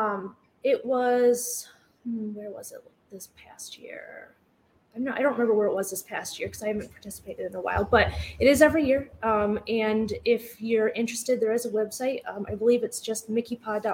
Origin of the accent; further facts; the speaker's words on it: East Lansing, Michigan, United States; also born or lived in DeWitt, Michigan; I grew up right here in the Lansing area. I predominantly grew up in East Lansing